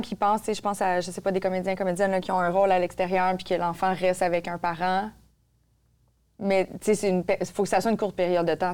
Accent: Quebec, Canada; chez nous au Québec

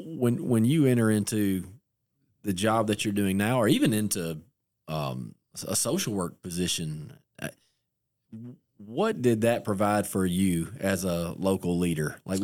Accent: Ripley, Alabama, United States; Yeah, I'm from Ripley.

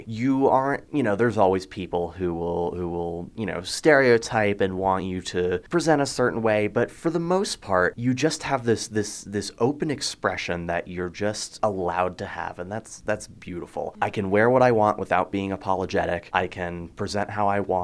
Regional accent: Georgia, United States; moved away as an adult; now in Fort Collins, United States; I'm from Georgia, not the most accepting place in the world

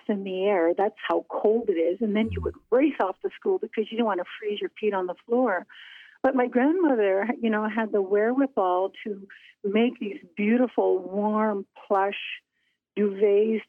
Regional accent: western coast of the Hudson Bay, northern Manitoba, Canada; as a little girl playing along the rocks and shores of my hometown

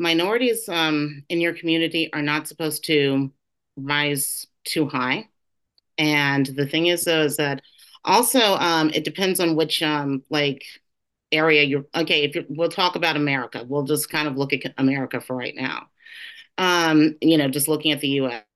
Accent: Louisiana, United States; I'm from Louisiana

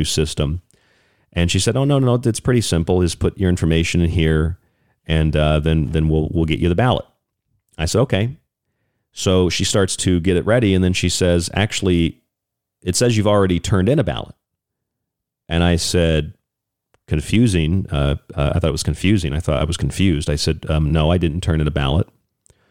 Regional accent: United States; I'm an American.

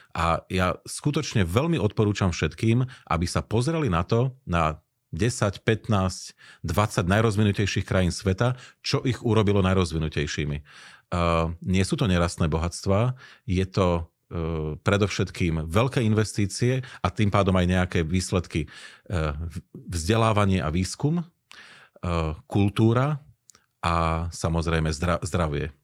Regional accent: Slovakia; my sme ako ľudia zo Slovenska

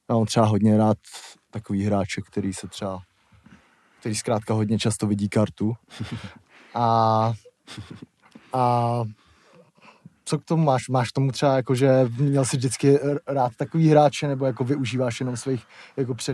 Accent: Blatinka, Czechia; Blatinky to má 26 obyvatel. to byl šok.

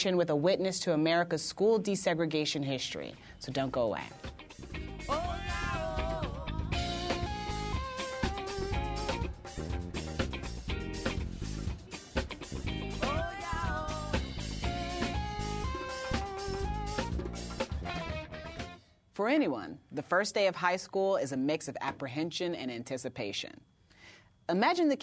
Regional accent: Indiana, United States; I'm from Indiana

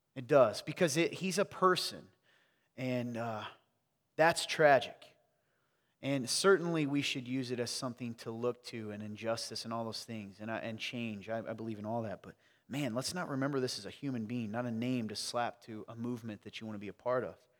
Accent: the South, United States; I'm from the South

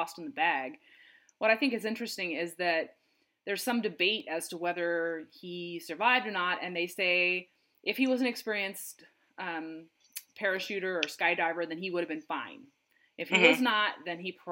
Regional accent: Seattle, Washington, United States; I'm from the Washington State, Seattle area.

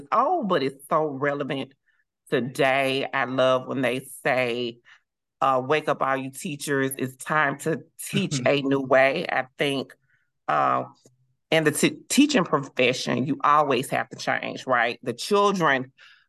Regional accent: Florida, United States; now in Memphis, United States; I am a Southern girl that loves soul food and seafood. So I was born in Florida

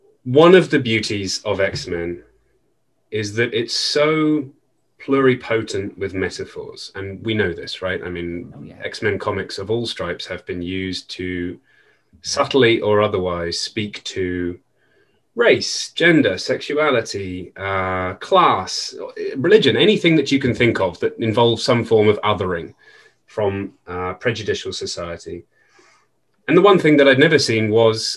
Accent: United Kingdom

